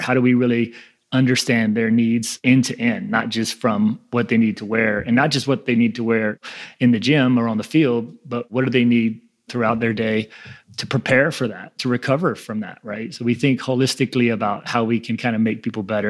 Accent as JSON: {"language": "English", "town": "New Orleans", "region": "Louisiana", "country": "United States", "tie": "born or raised there", "said": "I grew up in New Orleans"}